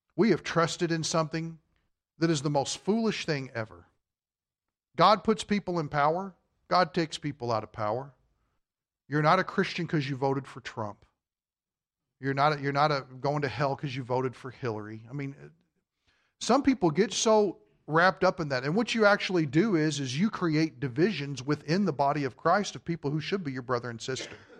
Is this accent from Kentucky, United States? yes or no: yes; Kentucky, United States; I'm from Kentucky.